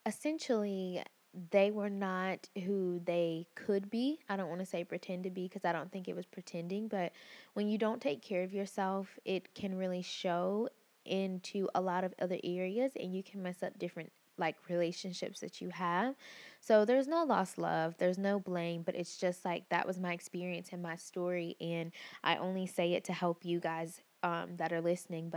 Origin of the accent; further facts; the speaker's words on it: Picayune, Mississippi, United States; I am originally from Picayune, Mississippi, and it is a very small town, like really, really small. And I grew up in a two-parent household